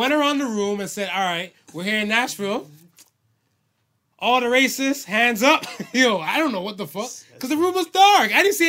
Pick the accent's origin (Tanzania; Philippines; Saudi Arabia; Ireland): Philippines; All right. I'm Filipino.